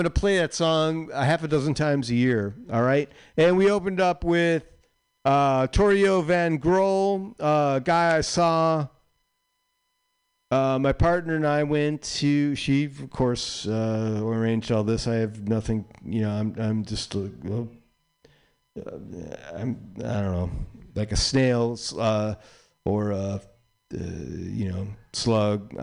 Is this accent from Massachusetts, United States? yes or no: no; Chicago, Illinois, United States; I grew up in Chicago. I was like outside Chicago, but my grandparents, all my grand folks and my dad lived in Chicago, so I was like in Chicago a lot.